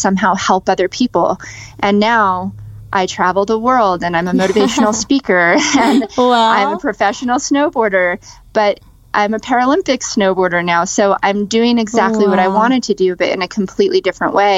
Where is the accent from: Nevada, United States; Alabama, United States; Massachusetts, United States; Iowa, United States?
Nevada, United States; Las Vegas; born or raised there